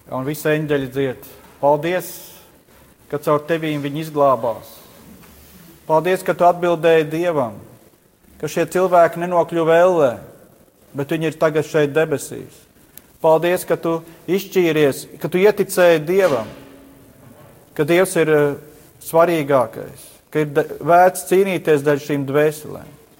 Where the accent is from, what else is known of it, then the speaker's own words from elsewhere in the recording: Latvia; Mēs vēl te Latvijā